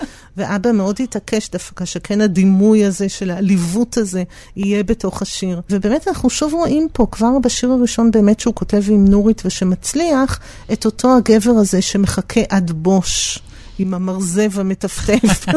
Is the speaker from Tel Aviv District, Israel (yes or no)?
yes; Tel Aviv, Tel Aviv District, Israel; גרנו בדיזנגוף, אה, הם גרו בדיזנגוף, אחרי זה גם mm. אני נולדתי וגדלתי שם